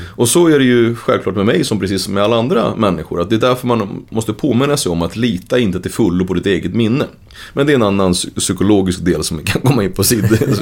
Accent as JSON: {"language": "Swedish", "town": "Uppsala", "region": "Uppsala County", "country": "Sweden", "tie": "born or raised there", "said": "vi växte upp i Gottsunda, ett ställe som var ganska rörigt"}